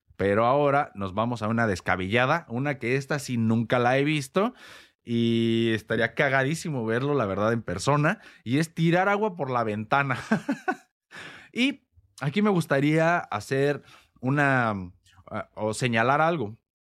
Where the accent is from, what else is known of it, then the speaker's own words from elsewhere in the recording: Morelia, Michoacán, Mexico; al menos en México, que es donde yo nací y crecí, más concretamente en la ciudad de Morelia